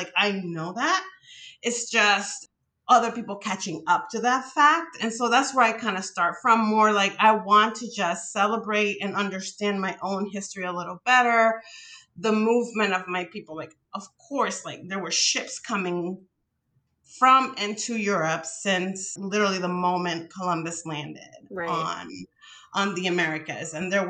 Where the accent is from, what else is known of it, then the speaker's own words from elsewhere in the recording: Santo Domingo, Distrito Nacional, Dominican Republic; moved away; I grew up in the Dominican Republic, right? Like, I was born and raised in the capital, Santo Domingo.